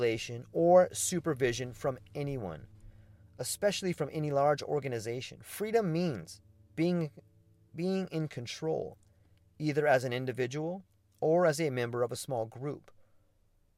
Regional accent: United States; also born or lived in Mexico; as an American

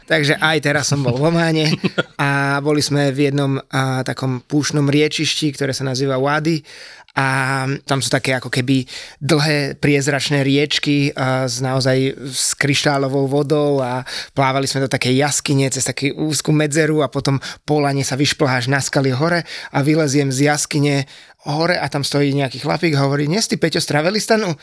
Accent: Slovakia

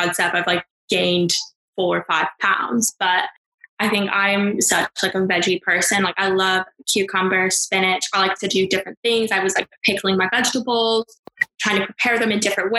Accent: California, United States; now in United Kingdom; I'm from California

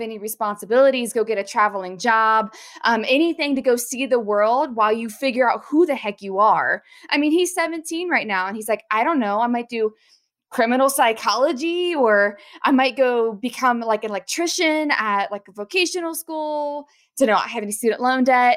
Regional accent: Southern Ohio, United States; I grew up in Southern Ohio

